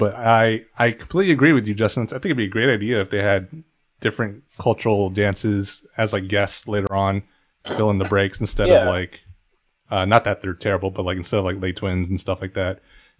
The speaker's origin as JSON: {"language": "English", "country": "Philippines", "said": "The three of us being Filipino, we have our own cultural dances."}